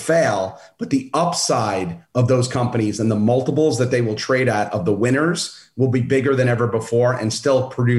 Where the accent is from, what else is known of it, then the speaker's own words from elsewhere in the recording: Brooklyn, New York, United States; My dad was a UPS guy and we grew up in Brooklyn.